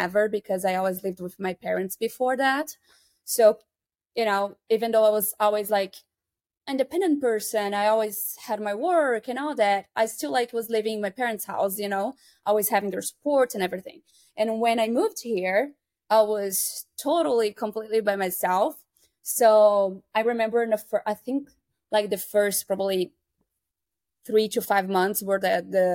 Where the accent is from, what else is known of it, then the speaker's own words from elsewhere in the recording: Santa Catarina, Brazil; English is a second language; moved away as an adult; now in Chicago, United States; I'm from Brazil. I'm from a state called Santa Catarina